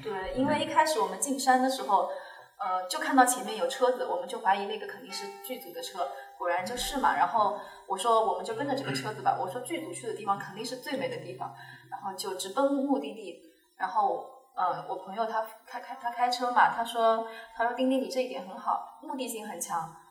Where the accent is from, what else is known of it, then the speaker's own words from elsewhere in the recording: Jiangyin, Jiangsu, China; 江阴人，无锡江阴